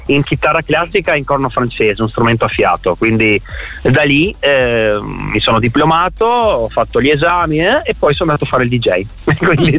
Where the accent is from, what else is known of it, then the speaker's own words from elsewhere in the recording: Trieste, Friuli-Venezia Giulia, Italy; moved away as an adult; also born or lived in Alto Adige; nato ah nato, a Trieste, sì, nato a Trieste, sì, proprio nato a Trieste